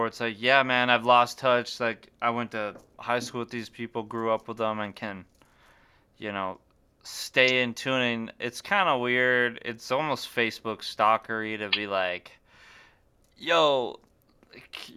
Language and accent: English; Great Falls, Montana, United States; growing up in Great Falls